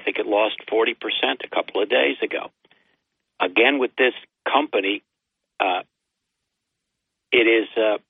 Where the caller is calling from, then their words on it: Binghamton, New York, United States; … in Binghamton.